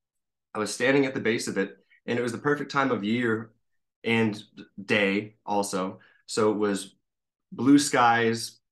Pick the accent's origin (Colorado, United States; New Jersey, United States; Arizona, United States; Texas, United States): Arizona, United States; Cornville; from the Verde Valley, so Arizona, kind of near Sedona, Cornville. Grew up around here